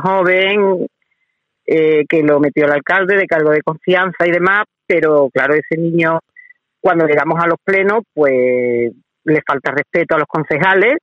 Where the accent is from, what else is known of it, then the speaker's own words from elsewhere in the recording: Andalusia, Spain; como decimos aquí en Andalucía